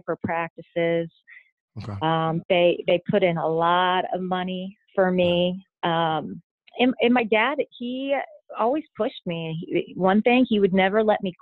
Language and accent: English; Richmond, Indiana, United States; moved away as an adult; I am from Richmond, Indiana, and I would say I'm your typical kid that grew up in Indiana